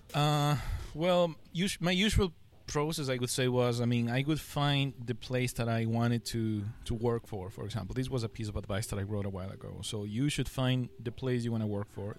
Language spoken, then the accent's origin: English; Ecuador; first language Spanish; English is a second language; now in Shanghai, China; I, I come from Ecuador. It's a country Ecuador. in South America, uh. and my main language is Spanish